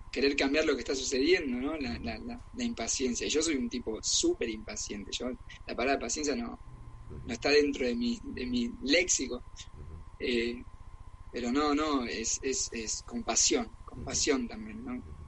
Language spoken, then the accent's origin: Spanish; Argentina; also born or lived in Germany; now in Barcelona, Spain; soy argentino